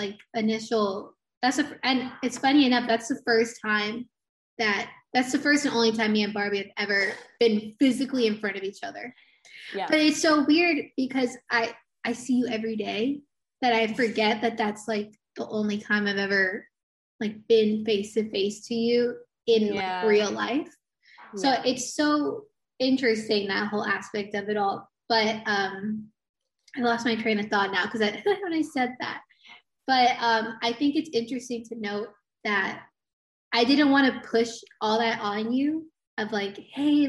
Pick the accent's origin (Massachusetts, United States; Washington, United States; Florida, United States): Florida, United States; Port St. Lucie; also born or lived in Miami; So I was born in Miami, lived there until I was like in the third grade. And then my parents decided to move my whole family to Port St. Lucie.